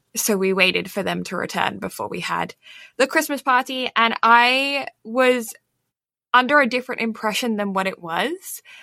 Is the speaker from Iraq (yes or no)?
no; England, United Kingdom; I am English